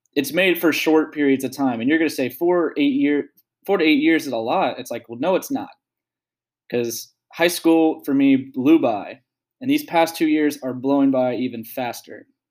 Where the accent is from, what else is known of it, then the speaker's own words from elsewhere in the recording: United States; as a young adult, as an American